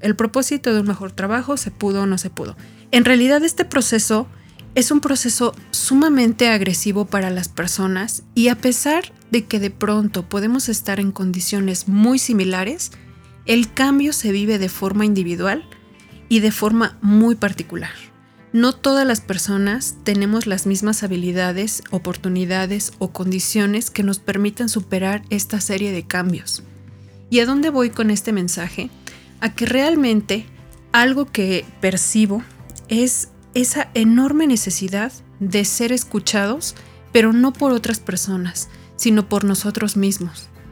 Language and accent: Spanish; Tepeji del Río, Hidalgo, Mexico; moved away; Nací en Tepeji del Río, en el centro del país